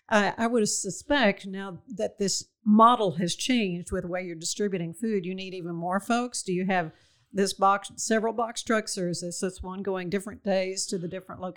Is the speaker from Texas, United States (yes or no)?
yes; Waco, Texas, United States; when I was a kid growing up in Waco